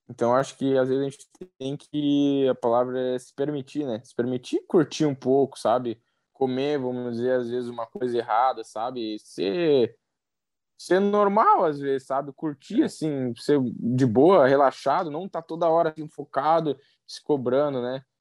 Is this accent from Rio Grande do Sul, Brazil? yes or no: yes; Rio Grande do Sul, Brazil; Cara, é, eu sou gaúcho, mas eu sou italiano também, né?